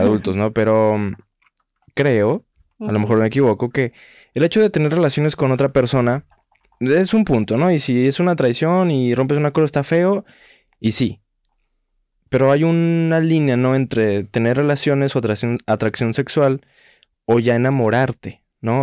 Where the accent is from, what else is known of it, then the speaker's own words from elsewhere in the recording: Guadalajara, Jalisco, Mexico; yo soy de Guadalajara